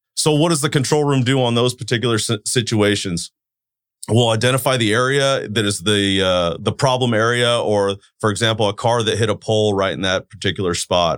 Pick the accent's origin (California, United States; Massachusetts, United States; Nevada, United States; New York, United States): California, United States; Turlock; I'm a Turlock boy, born and raised in Turlock, live in Turlock